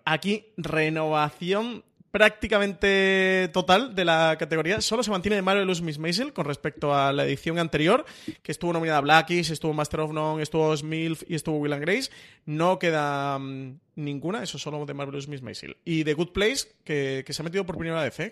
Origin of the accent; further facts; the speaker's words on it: Málaga, Andalusia, Spain; soy malagueño, traicionaría, o sea, me, me desheredarían en mi ciudad